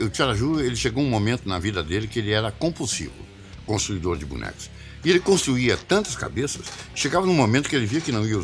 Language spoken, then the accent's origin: Portuguese; Cachoeira do Sul, Rio Grande do Sul, Brazil; now in Porto Alegre, Brazil; a gente tinha um grupo de música que a gente veio de Cachoeira do Sul para Porto Alegre, né?